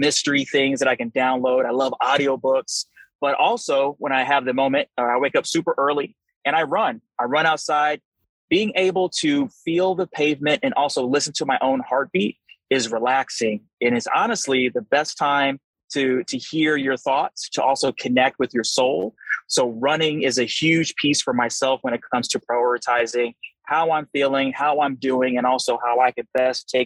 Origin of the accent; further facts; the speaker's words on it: St. Louis, Missouri, United States; I'm from St. Louis, Missouri.